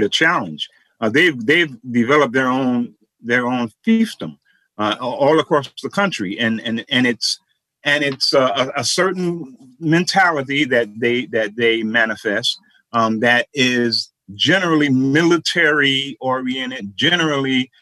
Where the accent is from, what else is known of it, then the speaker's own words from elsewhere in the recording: New York, United States; growing up in New York.